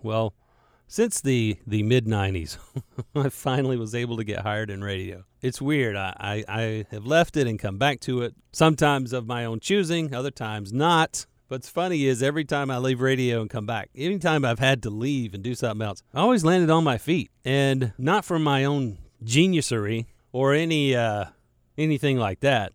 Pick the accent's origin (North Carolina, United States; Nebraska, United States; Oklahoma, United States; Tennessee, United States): North Carolina, United States; Charlotte; growing up in Charlotte and being a, a Charlotte native, like me